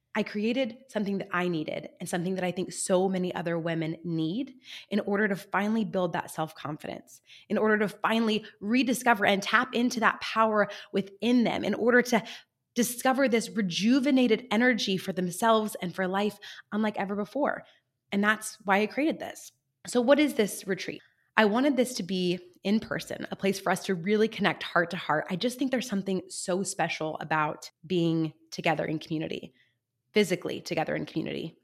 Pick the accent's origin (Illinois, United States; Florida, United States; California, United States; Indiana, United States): California, United States; San Luis Obispo; my hometown of San Luis Obispo here in sunny California